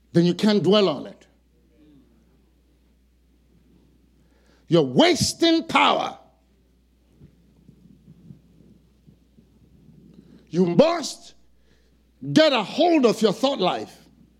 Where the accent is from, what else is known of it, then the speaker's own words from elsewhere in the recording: Nigeria; now in Fayetteville, United States; among Nigerians, I'm not Nigerian enough